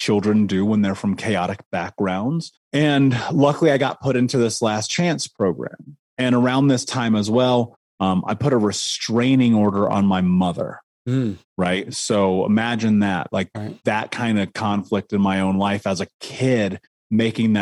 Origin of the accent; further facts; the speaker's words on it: Indianapolis, Indiana, United States; I grew up in Indianapolis, in Indiana, in America, in the 80s